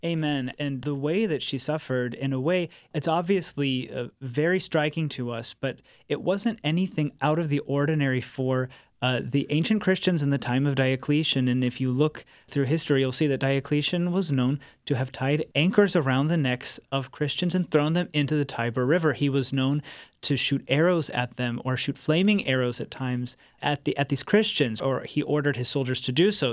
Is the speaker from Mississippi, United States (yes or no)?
no; St. Louis, Missouri, United States; moved away as an adult; now in California, United States; my hometown of St. Louis